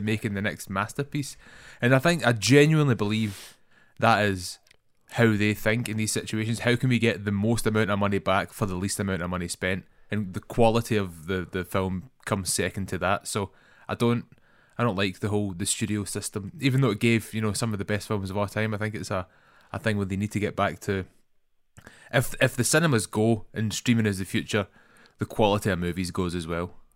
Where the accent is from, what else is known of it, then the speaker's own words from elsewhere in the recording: Scotland, United Kingdom; accent: Scottish; That's my most Scottish accent. I think, I don't know if I can get any more Scottish than mine.